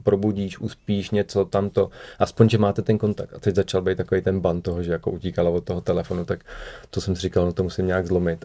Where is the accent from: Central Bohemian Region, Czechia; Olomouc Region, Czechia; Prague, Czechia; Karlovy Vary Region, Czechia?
Prague, Czechia; also born or lived in Moravian Wallachia; narodil jsem se teda na Valašsku, ale v Praze jsem od 6 let, takže už se považuji za Pražáka